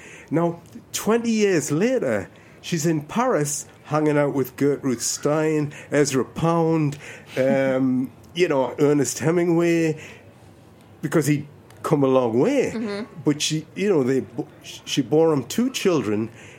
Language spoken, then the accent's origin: English; Ireland; moved away; I was born in Ireland. I was born on the West Coast, right?